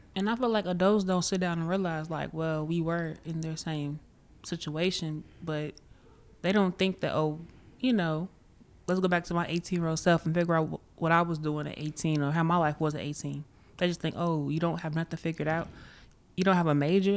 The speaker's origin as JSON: {"language": "English", "town": "Chicago", "region": "Illinois", "country": "United States", "said": "I'm from Chicago"}